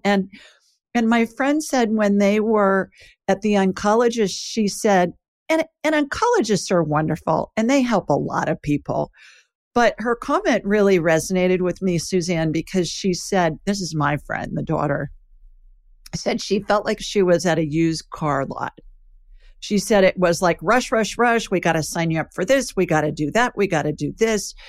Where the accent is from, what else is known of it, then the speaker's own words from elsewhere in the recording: Columbus, Ohio, United States; when I was little, growing up in Ohio, there's a funeral home, Egan Ryan in Columbus, Ohio